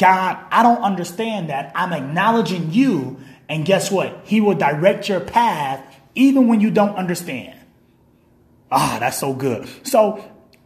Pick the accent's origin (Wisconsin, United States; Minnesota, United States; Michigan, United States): Michigan, United States; Kalamazoo; I'm from Kalamazoo, Michigan. I live in Kalamazoo, Michigan.